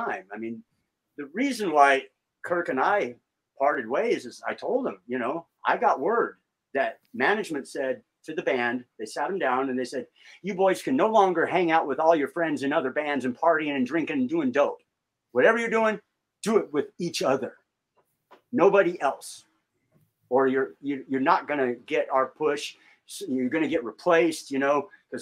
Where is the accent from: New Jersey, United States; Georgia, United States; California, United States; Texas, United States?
California, United States; Richmond; I'm from Richmond